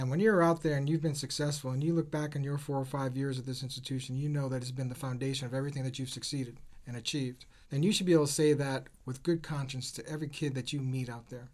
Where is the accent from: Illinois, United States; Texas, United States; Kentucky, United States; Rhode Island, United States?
Rhode Island, United States; I grew up in Rhode Island